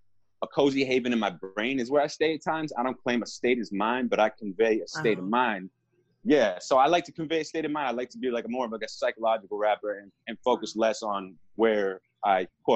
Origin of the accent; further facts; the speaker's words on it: Boston, Massachusetts, United States; also born or lived in Milton; I was born in Boston. I lived in, Milton for a little while, which is, right outside of it. And then I actually... my family moved to a nicer town up north where I spent my middle school years. But I've lived in five different states.